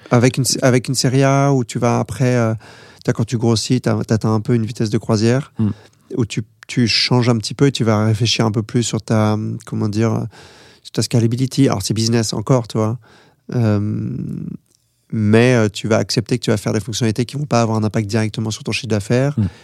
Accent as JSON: {"language": "French", "country": "France", "said": "moi, je suis français"}